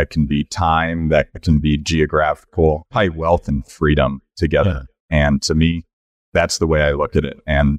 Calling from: Colorado Springs, Colorado, United States; Colorado Springs, Colorado.

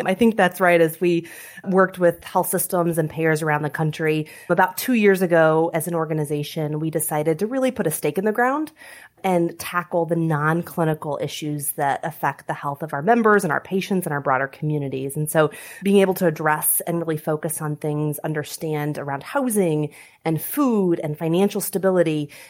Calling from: Toledo, Ohio, United States; but we are dialing in from Toledo, Ohio, and so thrilled to be with you.

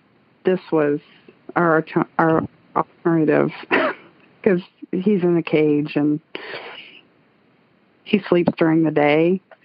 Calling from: McMinnville, Tennessee, United States; I'm calling from Tennessee, around Nashville.

